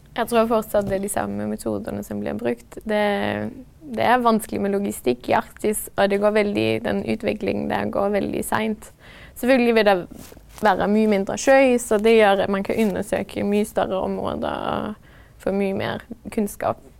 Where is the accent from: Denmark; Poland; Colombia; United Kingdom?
Denmark; moved away as an adult; now in Norway; da jeg var hjemme i Danmark